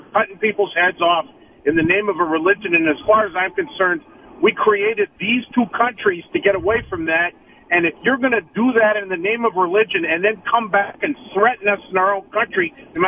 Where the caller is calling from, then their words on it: Toronto, Ontario, Canada; Listen, I'm calling from Canada